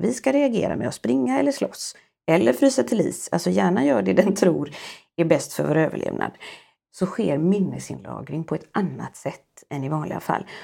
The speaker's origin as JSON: {"language": "Swedish", "country": "Sweden", "said": "som svensk psykolog"}